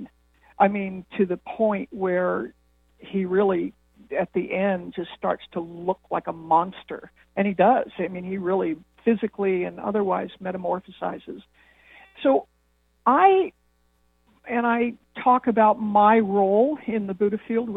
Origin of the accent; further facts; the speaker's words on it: Los Angeles, California, United States; moved away as an adult; also born or lived in Austin; I grew up in Los Angeles in the 50s and 60s